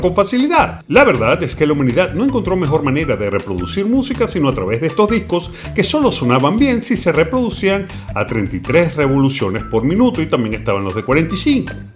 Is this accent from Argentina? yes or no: no; Venezuela; lo que en Venezuela llamábamos picó